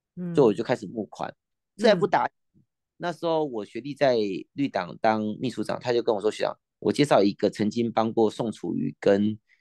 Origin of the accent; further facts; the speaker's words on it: Kaohsiung, Taiwan; 我们高雄县啊，民进党已经执政快四十年了